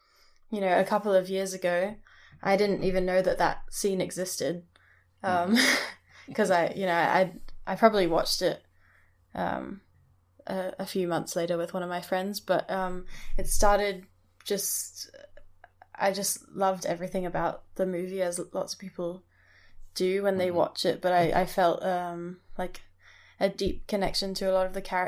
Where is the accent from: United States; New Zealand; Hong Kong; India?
Hong Kong; also born or lived in Scotland; Yeah, so I actually I grew up in Hong Kong, but I went to boarding school in Scotland.